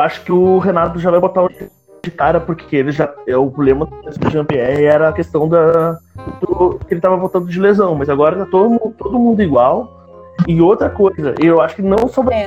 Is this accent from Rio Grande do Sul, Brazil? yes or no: yes; Canoas, Rio Grande do Sul, Brazil; sou torcedor do Grêmio, natural de Canoas